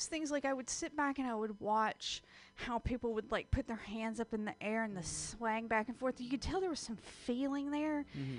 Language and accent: English; the South, United States; born or raised there